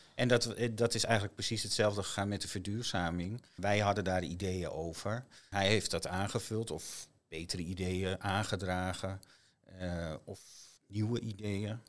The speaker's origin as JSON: {"language": "Dutch", "town": "IJmuiden", "region": "North Holland", "country": "Netherlands", "tie": "born or raised there", "also_born_or_lived": "Zandvoort", "moved": "as an adult", "lives_now": "Nuth, Netherlands", "said": "Ik ben eh, geboren en getogen in Amuiden"}